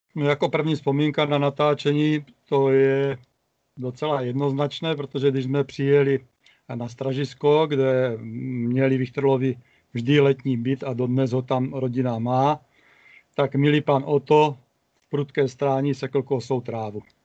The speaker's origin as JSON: {"language": "Czech", "town": "Prostějov", "region": "Olomouc Region", "country": "Czechia", "tie": "born or raised there", "said": "Prostějovem, což je moje rodné město a město, ve kterém pořád žiju"}